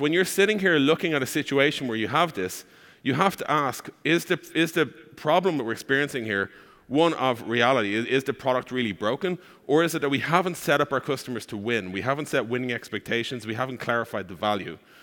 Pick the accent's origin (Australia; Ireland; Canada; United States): Ireland; accent: Irish; I am from Ireland. That's the accent you're hearing.